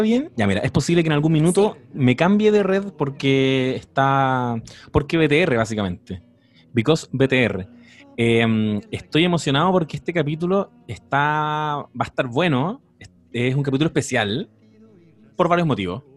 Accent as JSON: {"language": "Spanish", "town": "Quilpué", "region": "Valparaíso", "country": "Chile", "said": "yo soy quilpueno, así que casi coterráneo"}